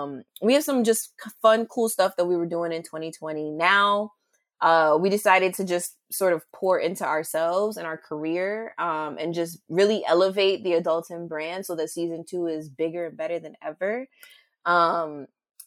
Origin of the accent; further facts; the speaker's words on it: St. Croix, U.S. Virgin Islands; also born or lived in United States; And I was born on St. Croix, but like, it's just like certain things I've always questioned about myself growing up.